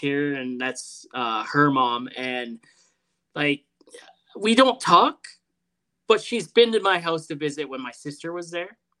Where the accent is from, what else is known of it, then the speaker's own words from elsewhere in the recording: Toronto, Ontario, Canada; now in Edmonton, Canada; We're from Toronto originally